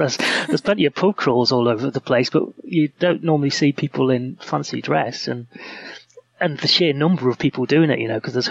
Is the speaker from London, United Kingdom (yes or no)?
no; Hexham, North East England, United Kingdom; moved away as an adult; now in Leeds, United Kingdom; I grew up in the northeast. My family live in a town called Hexham in Northumberland. And I came to Leeds in 1992 to go to university. And I'm one of those people who's done that and never gone back.